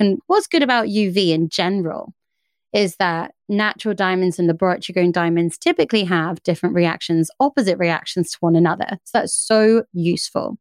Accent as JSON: {"language": "English", "country": "United Kingdom", "said": "I'm British"}